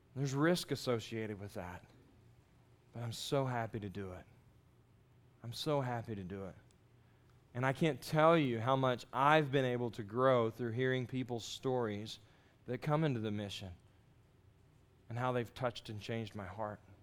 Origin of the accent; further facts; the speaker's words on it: Texas, United States; moved away as an adult; also born or lived in Jacksonville, Florida; I grew up in Texas and there's no water there where I grew up.